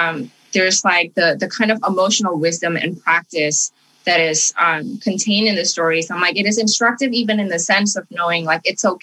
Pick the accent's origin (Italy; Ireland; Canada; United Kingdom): Canada; also born or lived in Indonesia; I grew up in Canada, and sort of all of the things that my parents had suppressed while we were living in Indonesia